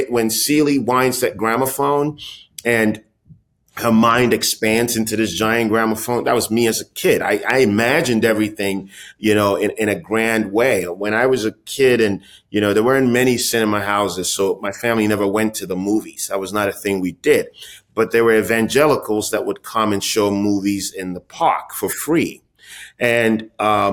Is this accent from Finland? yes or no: no; Ghana; my own experience as a kid growing up in Ghana